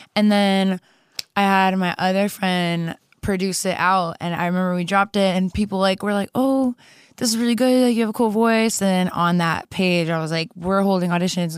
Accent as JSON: {"language": "English", "town": "Streamwood", "region": "Illinois", "country": "United States", "tie": "born or raised there", "also_born_or_lived": "Germany / Kosovo / Chicago", "moved": "as an adult", "lives_now": "Los Angeles, United States", "said": "I was raised in Chicago since I was, like, five years old"}